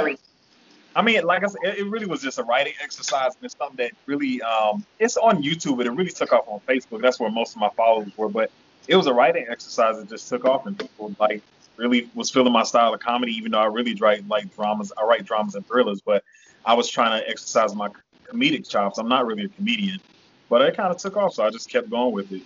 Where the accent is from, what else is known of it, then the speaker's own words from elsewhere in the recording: the South, United States; she raised us in the South